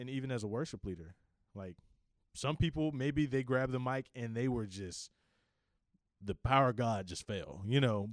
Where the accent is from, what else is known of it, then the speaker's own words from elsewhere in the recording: Richmond, Virginia, United States; I am from Richmond, Virginia, born and raised all my life.